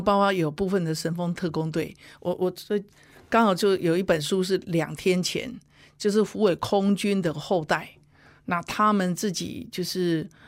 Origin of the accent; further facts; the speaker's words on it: Huwei, Yunlin County, Taiwan; 我自己因为就土生土长互为人嘛